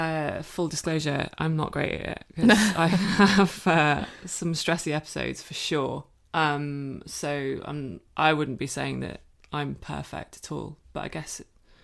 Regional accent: Cork, Munster, Ireland; now in United Kingdom; Yeah, he's from Limerick and I'm from Cork. So yeah. Even though I don't sound like it, I lost my accent when I moved back to the UK.

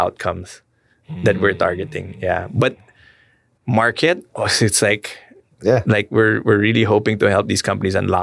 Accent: Philippines; as a Filipino

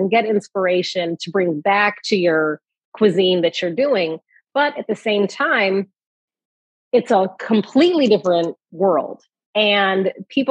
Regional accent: Chicago, Illinois, United States; I'm from Chicago.

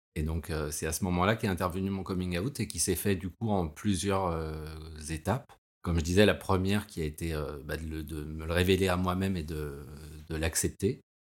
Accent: Paris, Île-de-France, France; j'ai 46 ans, je suis parisien

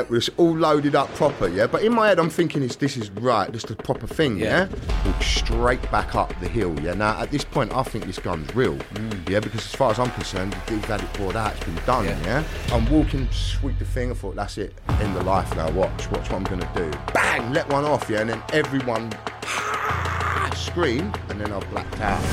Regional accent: London, United Kingdom; I was born in a place called Greenwich, which is in southeast London

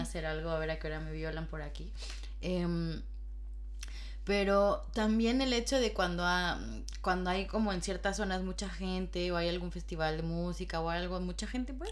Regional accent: Mexico; moved away as an adult; now in Madrid, Spain

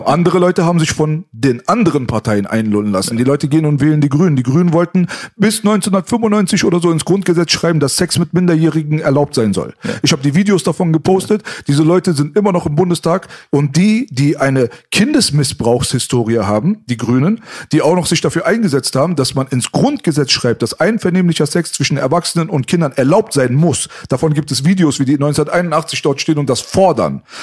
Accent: Berlin, Germany; born or raised there

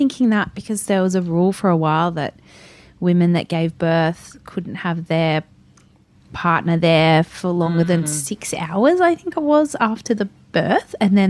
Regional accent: Newcastle, New South Wales, Australia; I grew up in Newcastle.

